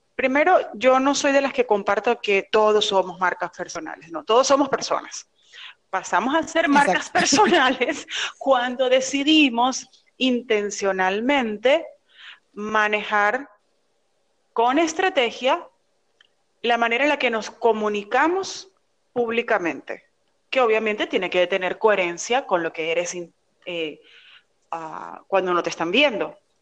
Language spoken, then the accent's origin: Spanish; Venezuela; now in Miami, United States; Yo soy venezolana, estoy residenciada en Miami